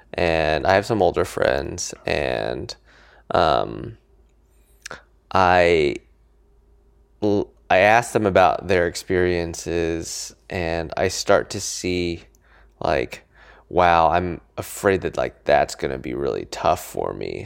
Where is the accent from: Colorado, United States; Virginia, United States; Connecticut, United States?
Colorado, United States; Niwot; also born or lived in California; now in New York, United States; I grew up in Colorado